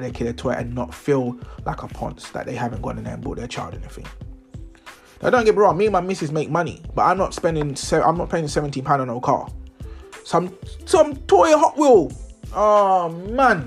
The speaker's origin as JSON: {"language": "English", "region": "London", "country": "United Kingdom", "said": "I'm from London."}